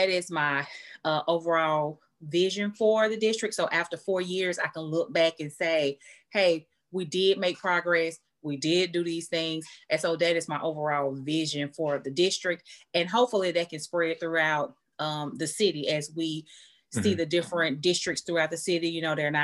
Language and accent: English; Chattanooga, Tennessee, United States; I was born and raised in Chattanooga, Tennessee